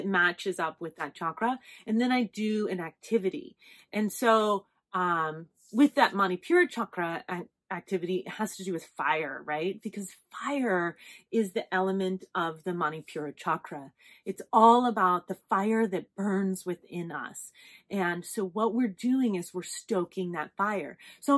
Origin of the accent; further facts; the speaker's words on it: Las Vegas, Nevada, United States; I'm from Vegas